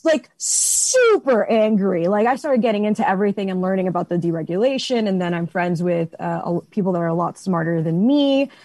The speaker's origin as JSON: {"language": "English", "town": "Miami", "region": "Florida", "country": "United States", "moved": "yes", "lives_now": "Dallas, United States", "said": "I'm from Miami, Florida"}